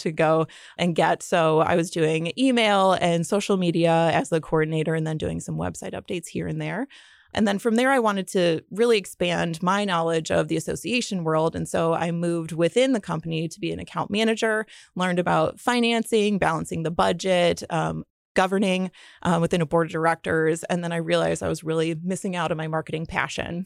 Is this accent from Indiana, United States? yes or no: yes; Fort Wayne, Indiana, United States; also born or lived in Muncie, Indiana; I grew up in Fort Wayne, Indiana.